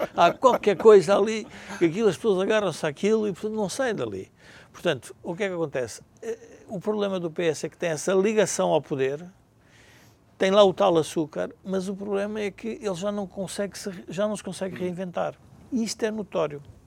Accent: Portugal

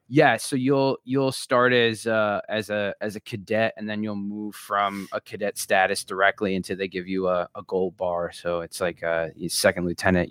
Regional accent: Long Beach Island, New Jersey, United States; moved away; I grew up in New Jersey in a place called Long Beach Island

